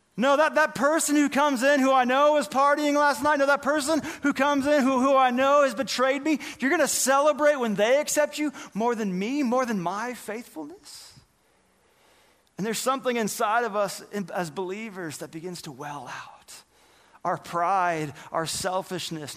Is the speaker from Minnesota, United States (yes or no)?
no; Northern California, United States; I remember being in elementary school, growing up in Northern California